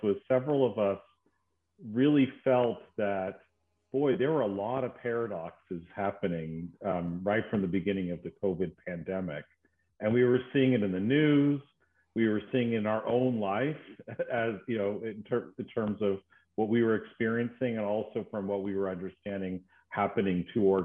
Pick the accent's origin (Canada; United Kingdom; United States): United States; moved away as an adult; now in Sydney, Australia; As you can probably tell from my accent, I'm not originally from Australia, from the States